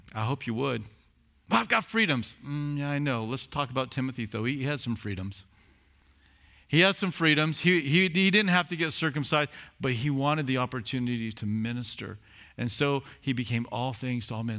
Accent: Southern California, United States; I was from Southern California

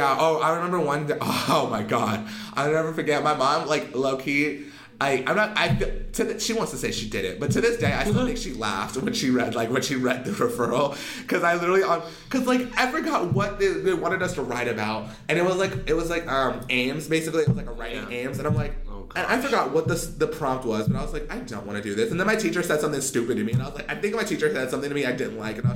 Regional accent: California, United States; If I wanted to, I'm from the hood. Like, I am from California.

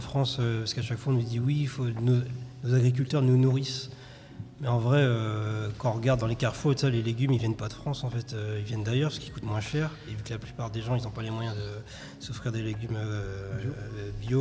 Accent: Rwanda; moved away; je suis originaire du Rwanda

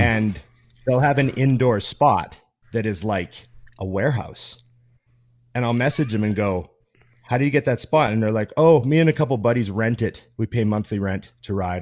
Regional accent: Canada; I'm Canadian

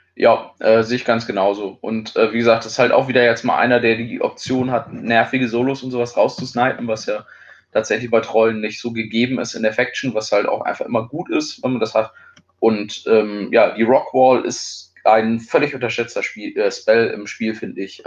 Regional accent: Germany; bei uns in Deutschland

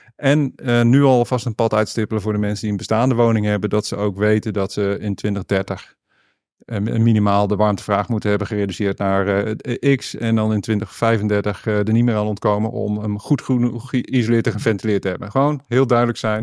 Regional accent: Noordwijk, South Holland, Netherlands; also born or lived in Deventer; Ik ben opgegroeid, ik ben geboren in Deventer, maar opgegroeid in Noordwijk.

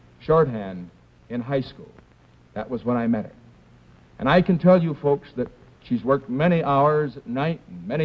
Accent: California, United States; my home state of California

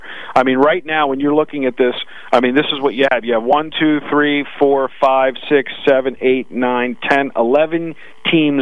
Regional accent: New York, United States; accent: Brooklyn; That's the Brooklyn in me.

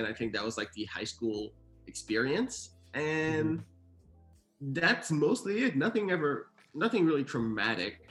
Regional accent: Sherbrooke, Quebec, Canada; moved away as an adult; also born or lived in Haiti; now in United States; I was born in Haiti, and then my parents moved to Montreal, Canada. Actually, 2 hours away from Montreal in Quebec, to the city of Sherbrooke, when I was around 6-7 years old. And I lived there all the way through middle school and high school.

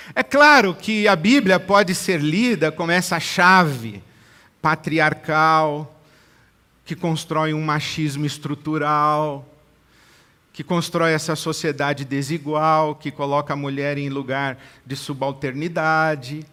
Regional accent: Brazil; não só a minha formação no sentido social, familiar, cívico, cultural, como brasileiro

